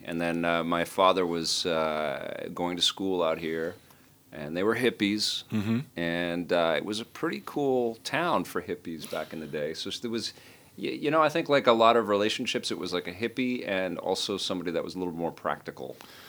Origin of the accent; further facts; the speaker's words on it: Montreal, Quebec, Canada; born there; Yeah, we're not francophones, and we apologize. I was born in Montreal, though, and I love this city.